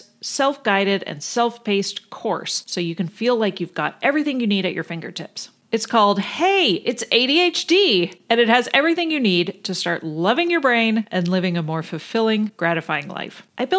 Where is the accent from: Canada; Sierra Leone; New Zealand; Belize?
Canada; now in United States; So I grew up in Canada, so I grew up with federalized healthcare, public healthcare.